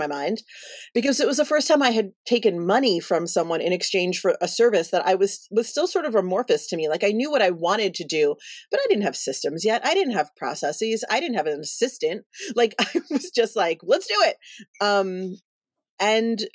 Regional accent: New York City, New York, United States; now in Los Angeles, United States; we're both from the East Coast. So I'm from Brooklyn

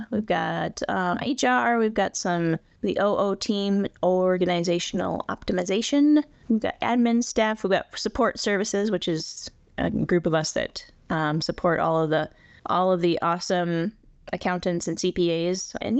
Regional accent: South Dakota, United States; I was born here in the western part of the state and lived not too far from Rapid, about 45 miles, however far Lee Deadwood is, until I was like 11.

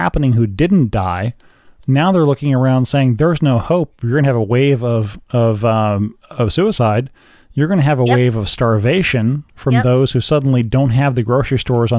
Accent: United States; I'm an American, so I'm going to look at America first.

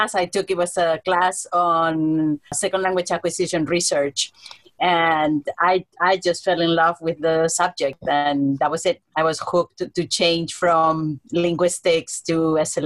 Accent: Spain; moved away as an adult; now in Hawaii, United States; I'm originally from Spain, but I've been here 29 years already

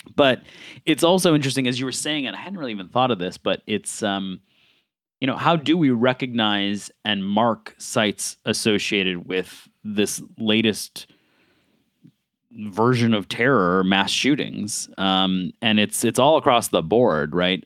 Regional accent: Buffalo, New York, United States; growing up in Buffalo

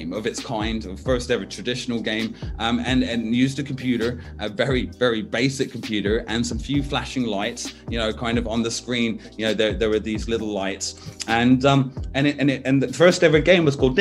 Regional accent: United States; also born or lived in Washington / California; now in Brighton, United Kingdom; I grew up in kind of Washington State and California, Northern California, so West Side

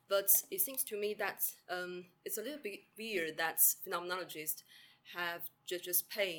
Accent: China; moved away as an adult; now in Cambridge, United Kingdom; I'm from China and now a visiting graduate student at University of Cambridge.

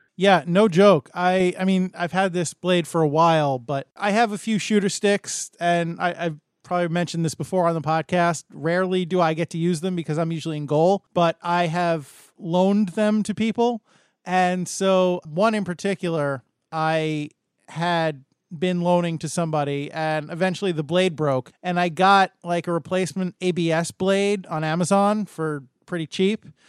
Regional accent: United States; I'm an American

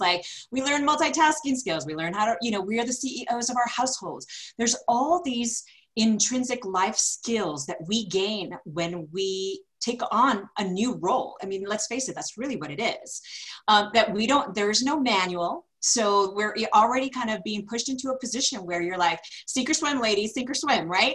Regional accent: California, United States; moved away as an adult; now in Denver, United States; I'm originally from California, moved out to Denver, now cementing roots here 19 years later

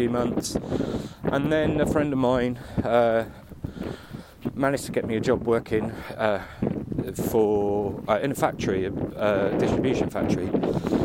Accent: Aylesbury, South East England, United Kingdom; also born or lived in Waddesdon, Buckinghamshire; born in Buckinghamshire, in the town of Aylesbury 42 years and one day ago, and grew up in Aylesbury, lived there for until I was about 12, and then moved to a little village outside Aylesbury called Wadston

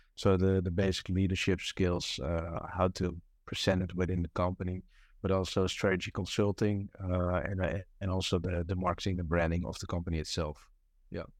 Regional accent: Amsterdam, North Holland, Netherlands; English is a second language; moved away; it was back home, uh, because I'm from Amsterdam

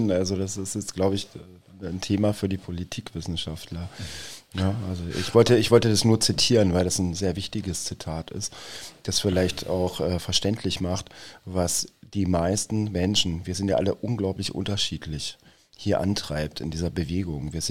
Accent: Bavaria, Germany; now in Berlin, Germany; ich komme aus Bayern, Servus.

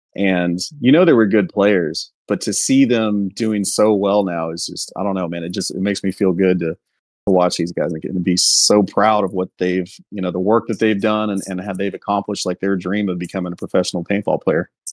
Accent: Houston, Texas, United States; I'm from Houston originally.

